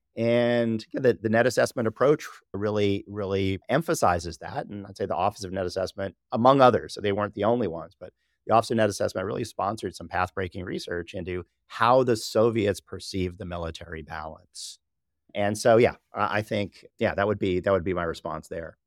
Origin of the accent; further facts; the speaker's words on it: Southern California, United States; I was born and raised in Southern California